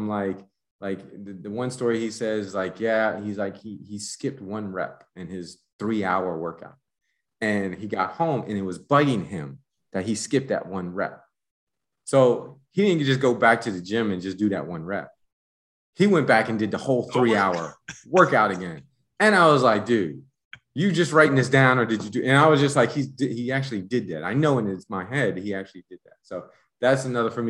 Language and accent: English; United States; moved away as an adult; also born or lived in Panama; now in Mexico; as an American